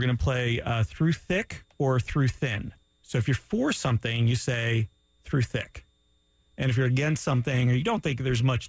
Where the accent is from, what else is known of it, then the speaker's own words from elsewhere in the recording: Canada; I'm Canadian at all, and also Greek?